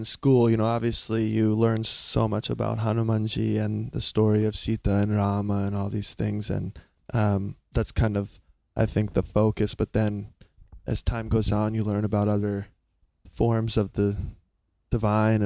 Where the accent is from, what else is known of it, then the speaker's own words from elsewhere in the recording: South Carolina, United States; moved away; also born or lived in Laguna Beach, California; I'm from a small, small town in South Carolina